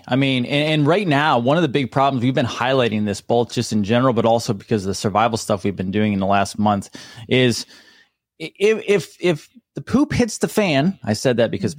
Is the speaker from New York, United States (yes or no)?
yes; New York, United States; now in Florida, United States; I'm a redneck. I'm a redneck from New York.